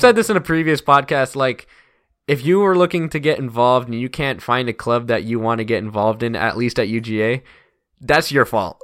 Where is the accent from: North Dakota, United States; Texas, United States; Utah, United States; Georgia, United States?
Georgia, United States; Woodstock; also born or lived in Athens, Georgia; I love Woodstock. I love, you know, my hometown